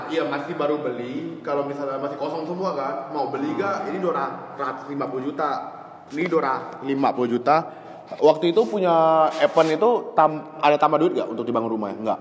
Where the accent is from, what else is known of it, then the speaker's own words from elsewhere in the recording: Pontianak, West Kalimantan, Indonesia; now in Jakarta, Indonesia; gua sebagai orang Kalimantan, gua aja merasa gua lebih dekat ke, ke Malaysia